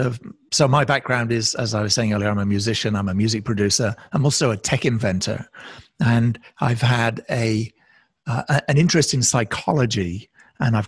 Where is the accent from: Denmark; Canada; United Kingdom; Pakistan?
United Kingdom; now in United States; despite my accent, since I actually live in the States and have done for many years, I'm originally a Brit